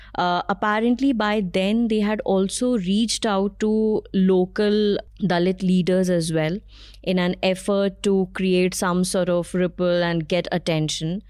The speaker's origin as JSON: {"language": "English", "town": "Allahabad", "region": "Uttar Pradesh", "country": "India", "tie": "born or raised there", "moved": "as an adult", "lives_now": "Delhi, India", "said": "I moved from my hometown, um, Allahabad, to Delhi."}